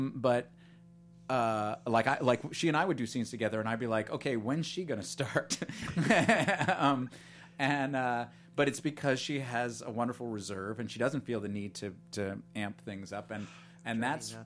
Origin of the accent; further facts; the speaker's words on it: East Coast, United States; We're from the East Coast